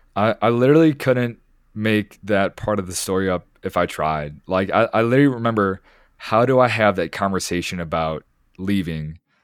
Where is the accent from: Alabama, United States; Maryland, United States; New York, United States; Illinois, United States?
Illinois, United States; Chicago; moved away as an adult; Growing up where I grew up in the Chicago area